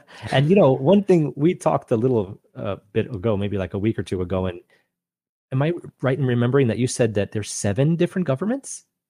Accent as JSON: {"language": "English", "area": "Long Island", "region": "New York", "country": "United States", "tie": "born or raised there", "moved": "yes", "said": "growing up on Long Island, New York"}